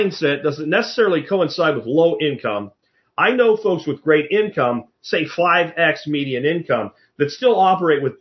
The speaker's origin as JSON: {"language": "English", "town": "Pottsville", "region": "Pennsylvania", "country": "United States", "tie": "born or raised there", "also_born_or_lived": "Minersville, Pennsylvania", "moved": "yes", "said": "where I grew up in Pottsville and Minersville, Pennsylvania, Schuylkill County"}